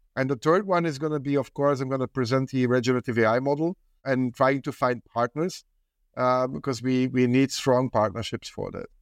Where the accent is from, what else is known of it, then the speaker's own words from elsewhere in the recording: Belgium; I come from Belgium